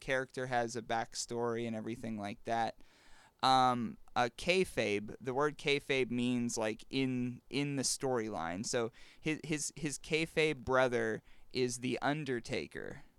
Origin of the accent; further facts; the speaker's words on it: Western Pennsylvania, United States; Being from Western P